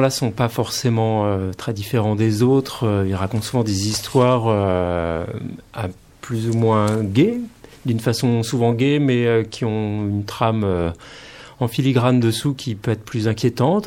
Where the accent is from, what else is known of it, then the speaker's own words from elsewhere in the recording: Poitou, Nouvelle-Aquitaine, France; now in Paris, France; je suis originaire du Poitou